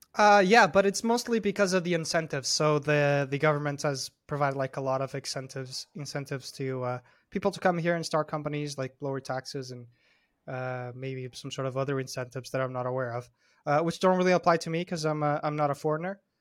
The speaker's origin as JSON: {"language": "English", "town": "Porto", "region": "Norte", "country": "Portugal", "tie": "born or raised there", "said": "I grew up in Porto, Portugal, which is, like, the second biggest city in Portugal."}